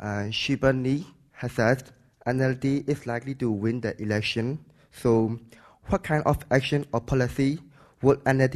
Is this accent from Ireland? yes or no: no; Myanmar; Actually, I'm from Myanmar.